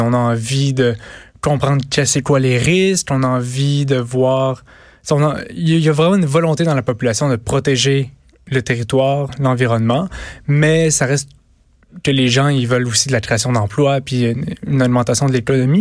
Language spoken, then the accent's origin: French; Val-d'Or, Quebec, Canada; je viens de, de, de Val d'Or moi-même